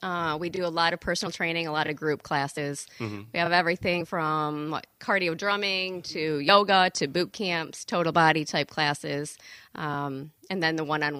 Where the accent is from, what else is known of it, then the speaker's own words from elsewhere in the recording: Cadillac, Michigan, United States; now in Saugatuck, United States; I am from Cadillac, Michigan, northern Michigan.